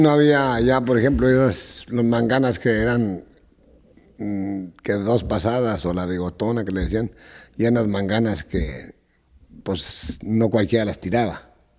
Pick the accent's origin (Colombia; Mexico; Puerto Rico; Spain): Mexico; Nochistlán, Zacatecas; moved away; Yo soy originario de Nochistlán, Zacatecas